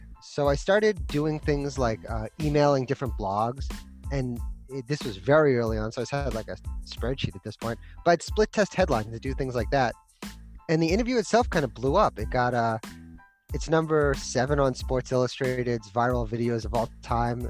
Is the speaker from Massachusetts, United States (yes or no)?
yes; Boston, Massachusetts, United States; moved away as an adult; now in Santa Barbara, United States; I grew up in Boston, in Massachusetts